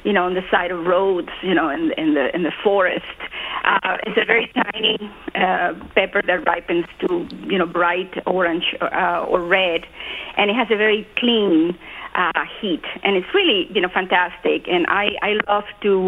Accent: Cuba; I was born in Cuba

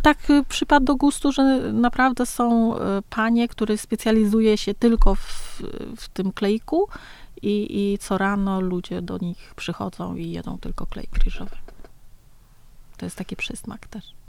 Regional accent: Nam Dinh Province, Vietnam; Polish is a second language; now in Warsaw, Poland; urodziłam się w Dinh

